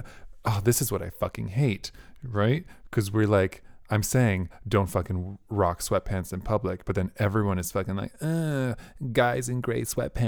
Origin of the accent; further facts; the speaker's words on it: Canada; And I'm Canadian.